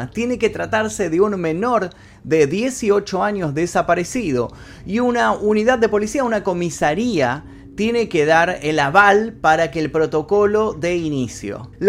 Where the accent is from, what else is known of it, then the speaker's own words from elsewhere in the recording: Argentina; En Argentina, por ejemplo, de donde soy yo, existe la alerta Sofía